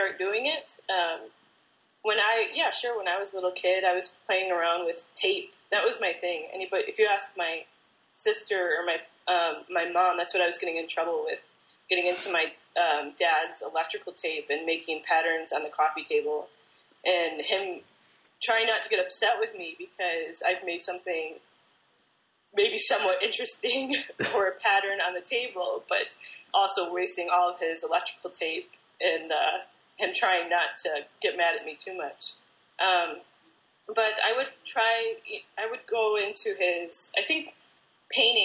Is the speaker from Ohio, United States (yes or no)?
no; New Lenox, Illinois, United States; also born or lived in Rochester, New York / Minnesota / Kenosha, Wisconsin; now in Bloomington, United States; I grew up in New Lenox, which is by Juliet